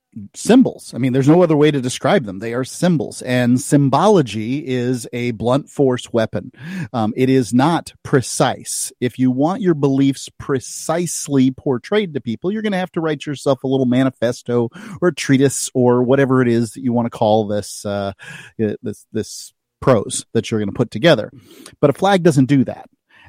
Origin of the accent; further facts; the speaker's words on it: the South, United States; But and I also, as a Southerner, I believe that that's a very attractive flag.